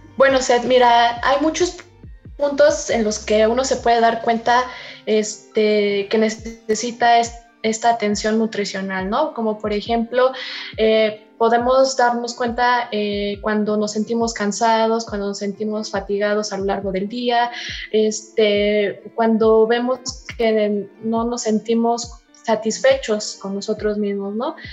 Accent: Mexico; como mexicanos

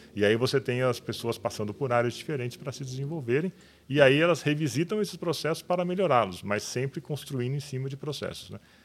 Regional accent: Olímpia, São Paulo, Brazil; Eu sou de Olímpia desde quando ninguém conhecia Olímpia

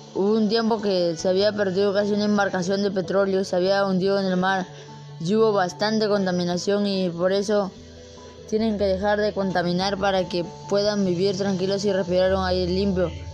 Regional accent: Ventanilla, Callao, Peru; yo soy de Perú de Ciudad Lima. Este, soy de Pachacute, Ventanilla

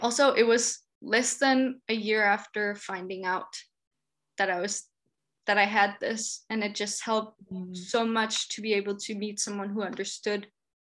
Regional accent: Denmark; I'm from Denmark.

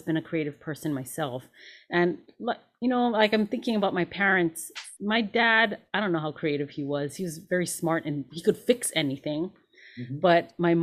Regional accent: Hawaii, United States; moved away as an adult; also born or lived in Los Angeles; I grew up in Hawaii, but after high school, I moved

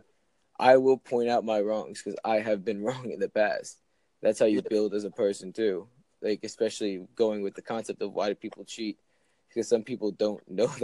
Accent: New Jersey, United States; I'm from Jersey.

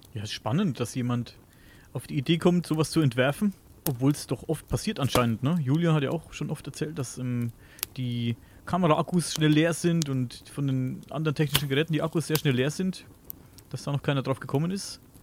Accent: Coburg, Bavaria, Germany; ich komme ja aus dem Coburger, Coburger Raum hier in Oberfranken

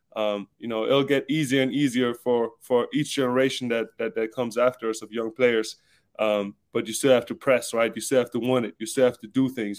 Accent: Southern Germany, Germany; moved away; also born or lived in Stuttgart; I'm German. I'm from South Germany. We're known to be like kind of frugal, stingy kind of people

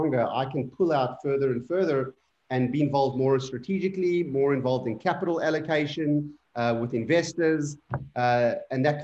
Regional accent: South Africa; moved away; also born or lived in Indonesia; a very small amount of Afrikaans because I grew up in South Africa.

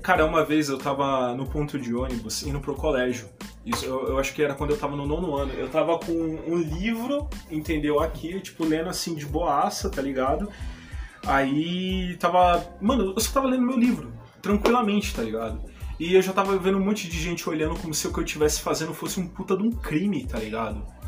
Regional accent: São Paulo, Brazil; Eu sou daqui de São Paulo, capital

